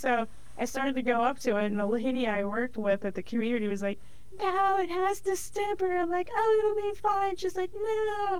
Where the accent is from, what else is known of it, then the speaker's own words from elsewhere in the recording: Lake Erie area, 45 minutes west of Cleveland, Ohio, United States; I'm from Lake Erie.